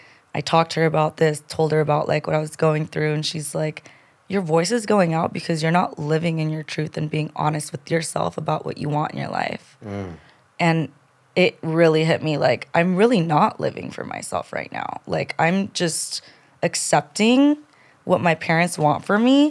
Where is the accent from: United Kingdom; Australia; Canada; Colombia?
Colombia; now in United States; I'm from Colombia. I was born in Colombia. My parents immigrated to this country to give me a better life